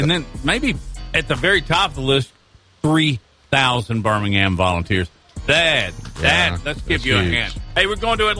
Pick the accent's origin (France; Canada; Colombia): France; We're from France.